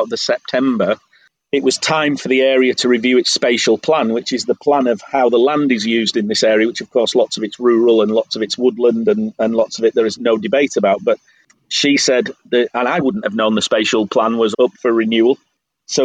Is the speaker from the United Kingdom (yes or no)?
yes; England, United Kingdom; now in Croatia; I'm sorry, I don't understand Croatian, I'm English.